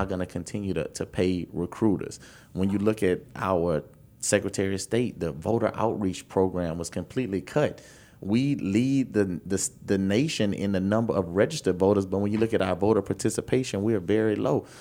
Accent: Baton Rouge, Louisiana, United States; I'm from Baton Rouge

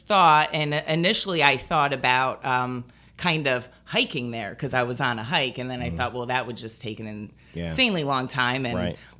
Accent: United States; now in Baton Rouge, United States; My house was flooded and I have no family here. Yeah. I'm originally from New York

